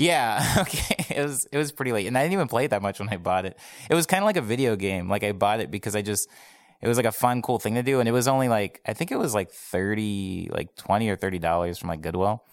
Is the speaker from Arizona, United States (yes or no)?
yes; Arizona, United States; moved away as an adult; now in Los Angeles, United States; I'm from Arizona. I moved here almost three years ago, um, like, at the very, very beginning, like, New Year's Day of, uh, two thousand fifteen. Um, but I spent my entire life in Arizona before then